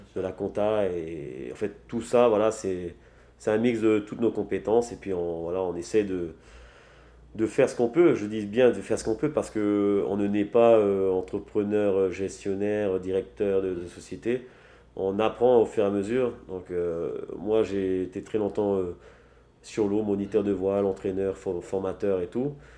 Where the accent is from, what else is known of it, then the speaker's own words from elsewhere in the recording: French Polynesia; je suis né à Triti, j'ai grandi ici à Triti aussi.